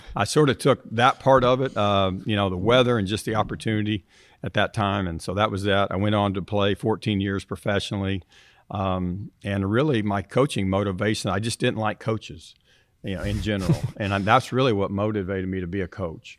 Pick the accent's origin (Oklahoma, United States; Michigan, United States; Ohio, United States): Oklahoma, United States; Tulsa; being an Oklahoma kid, growing up in Tulsa